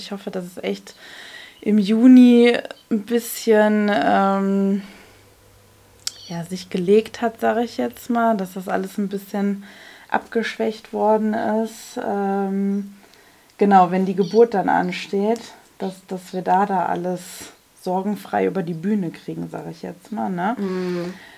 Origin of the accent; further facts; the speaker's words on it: North Rhine-Westphalia, Germany; bei uns in NRW